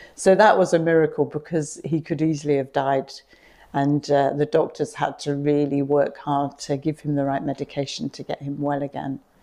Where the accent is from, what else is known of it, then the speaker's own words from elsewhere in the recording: Radlett, East of England, United Kingdom; moved away as an adult; also born or lived in Nottingham; now in Ghana; I was brought up in Radlett in Hertfordshire